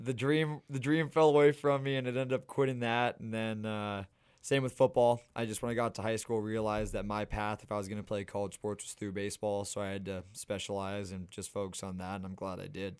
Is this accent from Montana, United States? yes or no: yes; Missoula, Montana, United States; I grew up playing in Montana